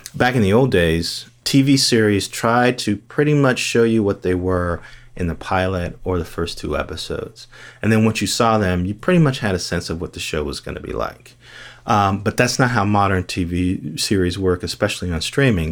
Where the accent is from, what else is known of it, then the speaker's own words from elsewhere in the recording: Gary, Indiana, United States; also born or lived in Bloomington; I grew up in Gary, Indiana